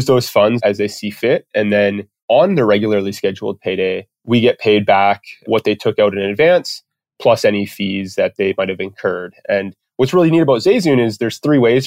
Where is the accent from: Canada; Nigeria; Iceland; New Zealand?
Canada; Comox, British Columbia; accent: Canadian; moved away as an adult; now in Calgary, Canada; I grew up on Vancouver Island, which is the most west coast part of Canada, or at least the most west coast part that I know of in Canada, in a small little town called Comox, British Columbia